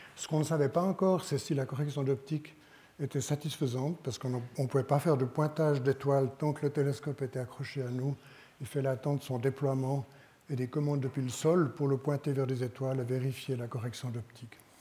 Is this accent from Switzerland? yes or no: yes; Switzerland; en tant que Suisse